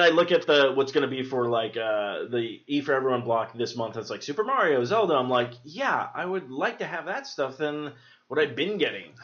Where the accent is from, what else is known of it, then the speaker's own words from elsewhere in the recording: Albuquerque, New Mexico, United States; I grew up in Albuquerque